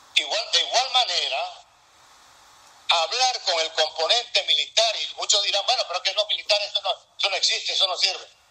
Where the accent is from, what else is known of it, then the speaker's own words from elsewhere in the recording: Venezuela; moved away; como venezolano